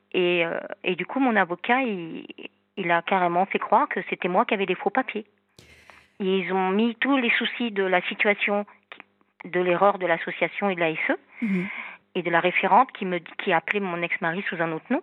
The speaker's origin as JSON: {"language": "French", "region": "Normandy", "country": "France", "moved": "yes", "lives_now": "south of France, France", "said": "Je suis normande et vivre dans le sud"}